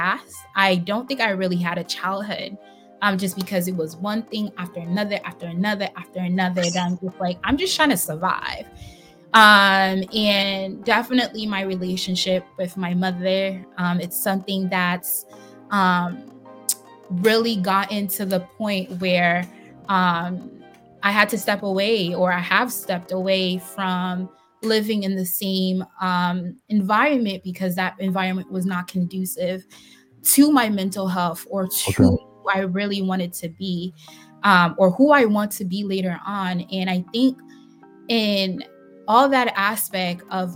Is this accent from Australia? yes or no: no; Haiti; moved away; also born or lived in Boston, United States; my childhood growing up in Haiti